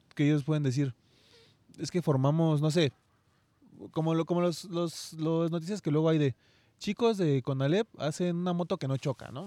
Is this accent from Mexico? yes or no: yes; Mexico; también como mexicanos